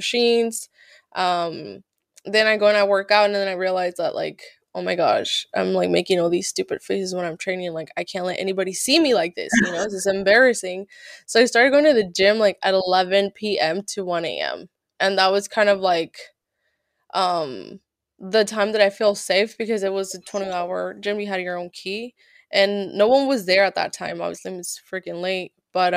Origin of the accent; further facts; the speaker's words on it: California, United States; moved away as an adult; also born or lived in Santa Cruz / Reno; I'm from Cali